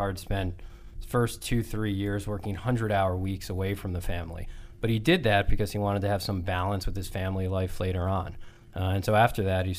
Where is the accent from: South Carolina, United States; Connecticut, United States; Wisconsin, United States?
Connecticut, United States; Cheshire; Cheshire, Connecticut